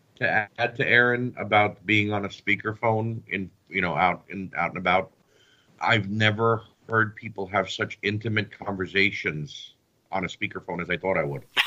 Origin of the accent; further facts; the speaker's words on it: United States; I'm a United States citizen. I was born and raised in the United States.